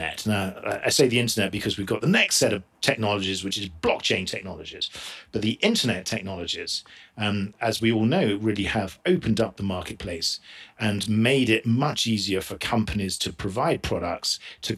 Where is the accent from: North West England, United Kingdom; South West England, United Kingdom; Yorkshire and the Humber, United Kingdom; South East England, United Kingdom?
South East England, United Kingdom; moved away as an adult; also born or lived in Orange County, California; now in Utah, United States; I'm originally from England, just southeast by just outside London.